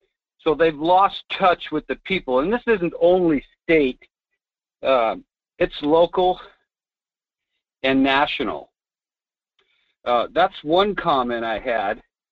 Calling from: Fairbanks, Alaska, United States; This is G-Man calling from Fairbanks.

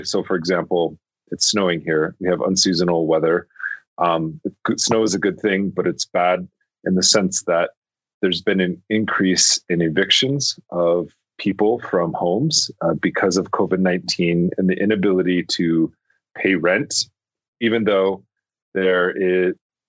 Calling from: Albuquerque, New Mexico, United States; I'm calling from Tiwa territory, which is also known as Albuquerque.

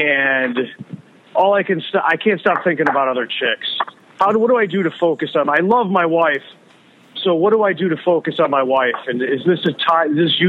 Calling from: Algonquin, Illinois, United States; from Algonquin in Illinois.

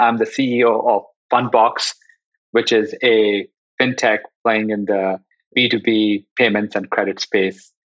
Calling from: Los Altos, California, United States; I'm joining you from, I guess, sunny Los Altos in the San Francisco Bay Area

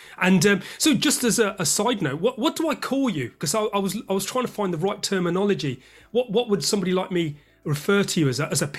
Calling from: London, United Kingdom

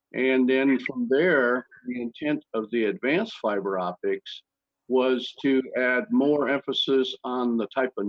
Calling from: Carlsbad, California, United States; I'm in Carlsbad, California, just north of San Diego, a few miles.

